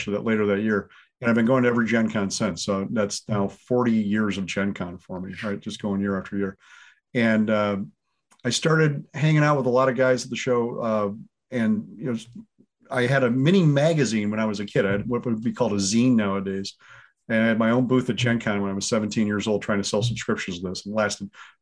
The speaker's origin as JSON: {"language": "English", "town": "Beloit", "region": "Wisconsin", "country": "United States", "tie": "born or raised there", "said": "I grew up in Southern Wisconsin in Beloit, a little town on the border"}